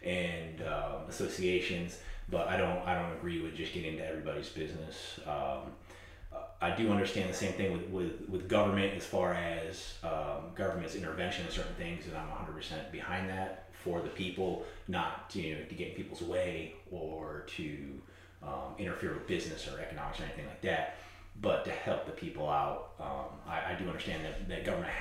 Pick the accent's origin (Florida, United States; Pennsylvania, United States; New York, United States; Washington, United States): New York, United States; moved away as an adult; now in South Carolina, United States; My original background is from New York